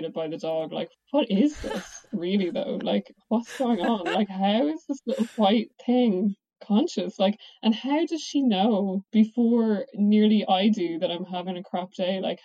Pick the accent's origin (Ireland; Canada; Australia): Ireland; Dublin, Leinster; now in Oxford, United Kingdom; I'm from Dublin